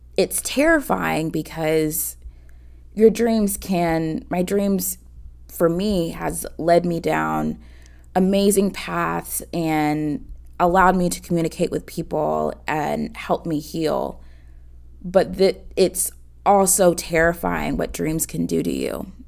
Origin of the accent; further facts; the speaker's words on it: Atlanta, Georgia, United States; I'm 28 from Atlanta, Georgia